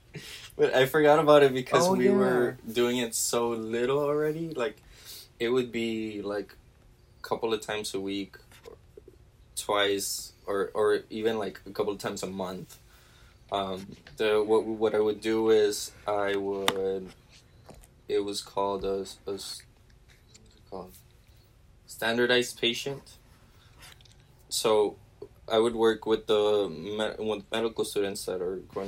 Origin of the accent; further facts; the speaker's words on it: Edinburg, Texas, United States; I'm from Edinburgh.